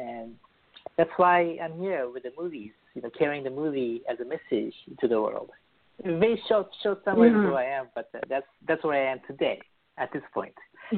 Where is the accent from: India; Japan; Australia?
Japan; born there; also born or lived in Beirut, Lebanon / New York; So, I was born in Japan as a Christian, very rare Christian family, and I lived in Lebanon, Beirut, when I was very young.